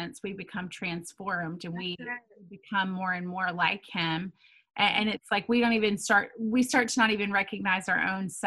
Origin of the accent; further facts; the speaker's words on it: Tennessee, United States; I'm back to my Tennessee roots.